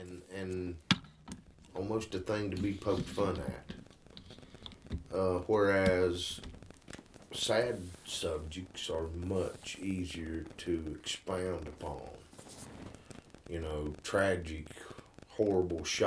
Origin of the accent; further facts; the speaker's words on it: West Virginia, United States; I'm from West Virginia